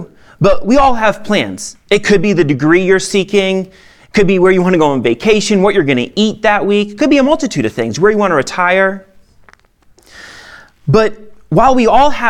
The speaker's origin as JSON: {"language": "English", "region": "Maine", "country": "United States", "tie": "born or raised there", "moved": "yes", "lives_now": "Lone Tree, Colorado, United States", "said": "I'm from Maine, okay? I grew up in a town of 9,000"}